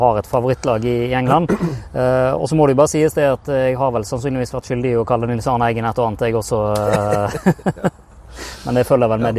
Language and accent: Norwegian; Bergen area, Vestland, Norway; accent: Bergen dialect; hører dialekten min, hører jo at jeg kommer fra bergenstraktene